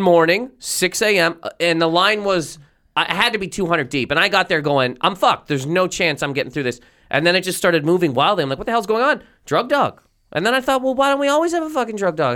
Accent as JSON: {"language": "English", "country": "Canada", "also_born_or_lived": "Halifax, Nova Scotia / Toronto", "moved": "as an adult", "lives_now": "United States", "said": "I'm a Canadian citizen, but I got a green card here"}